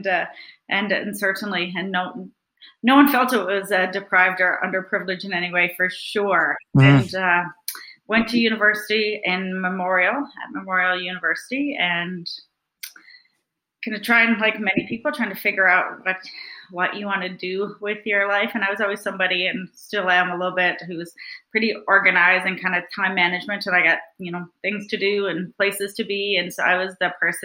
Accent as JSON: {"language": "English", "region": "Newfoundland and Labrador", "country": "Canada", "tie": "born or raised there", "moved": "yes", "said": "I'm from Newfoundland, and I grew up in a small fishing village of 80 people, and I went to a one-room schoolhouse"}